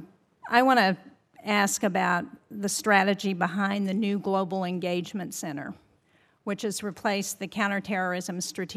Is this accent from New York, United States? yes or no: no; New Hampshire, United States; In my home state of New Hampshire, we are experiencing one of the warmest winters with the least snow we've ever seen.